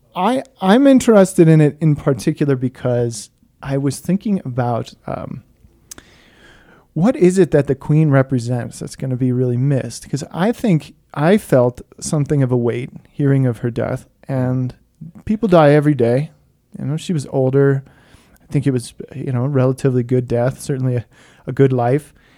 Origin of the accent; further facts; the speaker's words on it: United States; I'm American